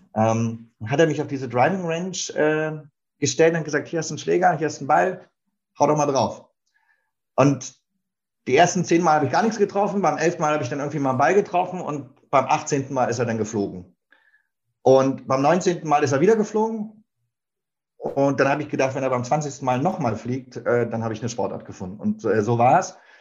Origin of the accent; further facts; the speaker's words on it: Berlin, Germany; now in Hamburg, Germany; ich bin äh, in Berlin geboren und aufgewachsen und bin dort ganz klassisch zur Schule gegangen